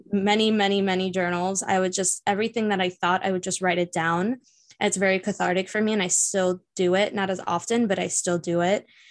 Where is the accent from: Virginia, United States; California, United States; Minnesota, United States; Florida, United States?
Florida, United States; Miami; I was born and raised here in Miami.